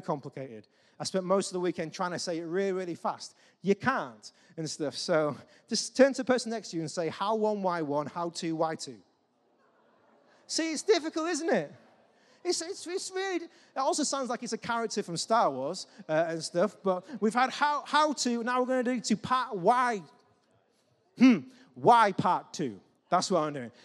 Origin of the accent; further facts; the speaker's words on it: England, United Kingdom; we're English